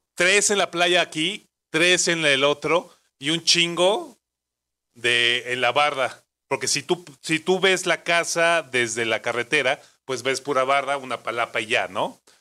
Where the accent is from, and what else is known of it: Mexico